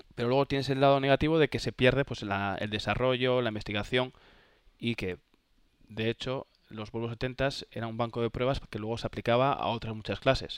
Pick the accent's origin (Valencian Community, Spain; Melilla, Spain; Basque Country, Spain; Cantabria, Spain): Cantabria, Spain; Santander; soy de Santander, como sabes, o sabéis, y, y en Santander hay una tradición de la vela increíble. Entonces, yeah. he tenido suerte de navegar en el Marítimo Santander desde chaval